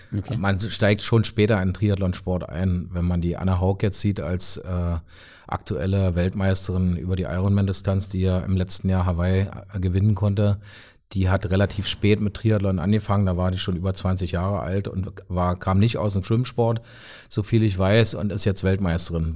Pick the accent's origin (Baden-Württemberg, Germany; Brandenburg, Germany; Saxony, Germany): Brandenburg, Germany; Brandenburg an der Havel; also born or lived in Magdeburg; now in Potsdam, Germany; komme ja ursprünglich aus Brandenburg Stadt